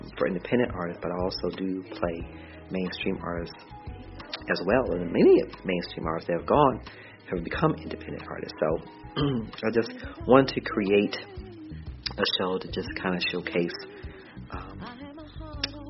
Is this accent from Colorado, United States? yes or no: no; Cleveland, Ohio, United States; from Cleveland, Ohio, my hometown